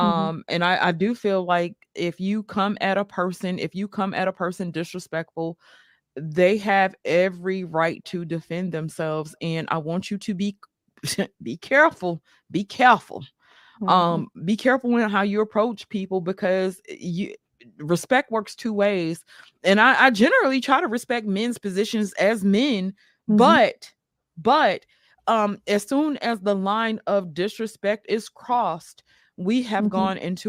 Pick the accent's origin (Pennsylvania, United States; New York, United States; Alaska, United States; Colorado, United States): New York, United States; New York City; also born or lived in Mississippi; Now, y'all know I grew up in New York City as well as Mississippi.